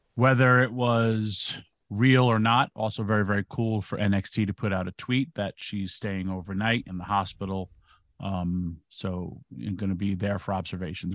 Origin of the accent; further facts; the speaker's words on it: New York, United States; I'm from New York